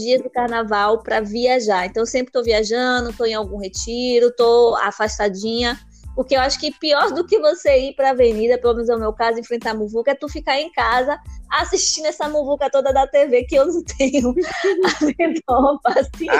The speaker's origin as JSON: {"language": "Portuguese", "region": "Bahia", "country": "Brazil", "said": "Eu, mesmo sendo baiana, sou teropolitana"}